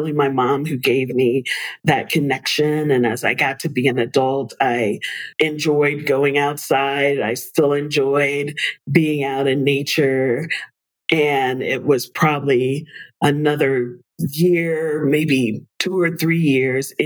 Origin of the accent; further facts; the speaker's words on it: New York City, New York, United States; I was born in the Bronx, and they spent a lot of time when I was a kid getting us out into nature, even though we were in the middle of one of the biggest cities in the world